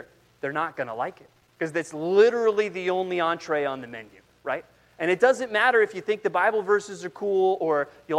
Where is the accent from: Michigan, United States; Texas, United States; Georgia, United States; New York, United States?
Texas, United States; San Antonio; moved away; also born or lived in Southern California; I was born in Southern California, but then spent most of my years growing up in San Antonio, Texas.